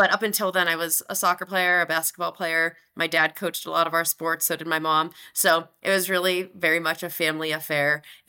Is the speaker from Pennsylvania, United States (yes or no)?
yes; Johnstown, Pennsylvania, United States; now in Salt Lake City, United States; Yeah, so I grew up in Western Pennsylvania in a town, Johnstown, and it's a little bit outside of Pittsburgh, and home is a really special place to me. I don't get there quite as often living out here in Salt Lake City, Utah.